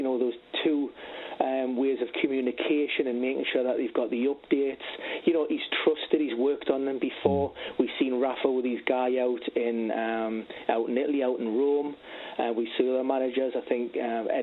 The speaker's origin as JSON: {"language": "English", "town": "Newcastle upon Tyne", "region": "North East England", "country": "United Kingdom", "tie": "born or raised there", "said": "my hometown club, Newcastle"}